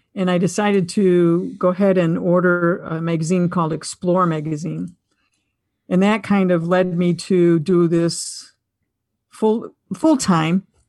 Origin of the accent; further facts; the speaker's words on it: Buffalo, New York, United States; I'm from Buffalo, New York